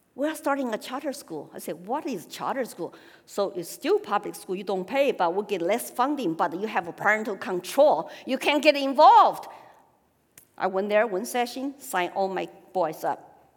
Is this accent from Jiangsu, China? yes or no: no; Sichuan, China; accent: Sichuan dialect; English is a second language; moved away as an adult; also born or lived in Austin, Texas / Colorado / Hong Kong; now in New Hampshire, United States; talking our Sichuan dialect, it's okay. It's not Mandarin